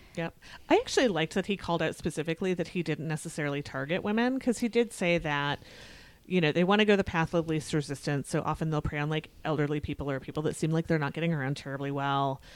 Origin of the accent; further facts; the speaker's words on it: United States; I'm always keenly aware that I am an American